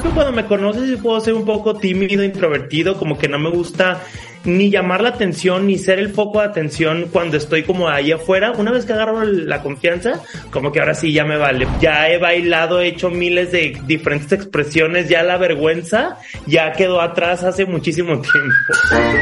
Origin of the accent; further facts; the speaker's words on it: Guadalajara, Jalisco, Mexico; soy de Guadalajara, Jalisco, México.